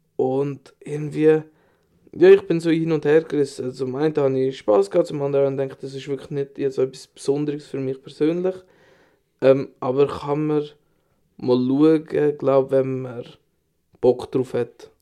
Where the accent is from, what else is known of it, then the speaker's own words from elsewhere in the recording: Switzerland; bei uns in der Schweiz